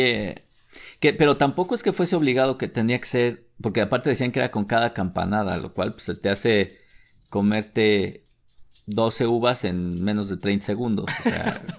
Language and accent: Spanish; Mexico; mexicano con el síndrome del jamaicón